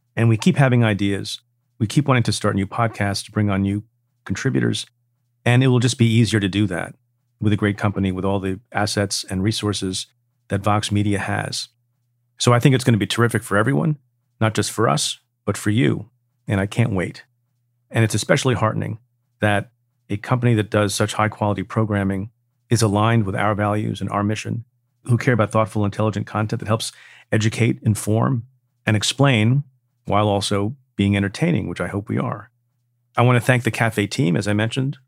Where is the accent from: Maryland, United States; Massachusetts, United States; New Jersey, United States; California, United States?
New Jersey, United States; Eatontown; when we were little kids growing up in Eaton Town, New Jersey